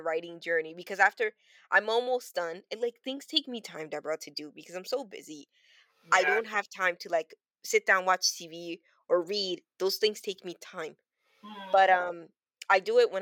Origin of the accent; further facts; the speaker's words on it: Toronto, Ontario, Canada; I grew up on Weston Road, and one of the buildings that I grew up in, it's like a 3-floor building